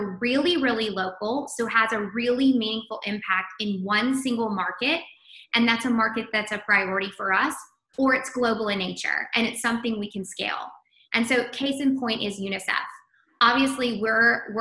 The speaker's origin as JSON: {"language": "English", "area": "the Midland, Odessa area", "region": "West Texas", "country": "United States", "tie": "born or raised there", "also_born_or_lived": "Washington, D.C.", "moved": "as an adult", "said": "I'm a native Texan. So it's always a pleasure to be talking to a fellow Texan. I grew up in West Texas, the Midland, Odessa area, moved to DC to work in politics"}